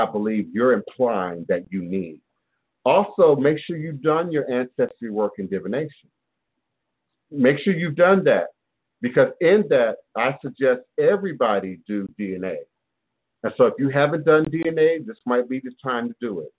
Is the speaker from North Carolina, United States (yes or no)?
no; Maryland, United States; born or raised there; also born or lived in Chicago, Illinois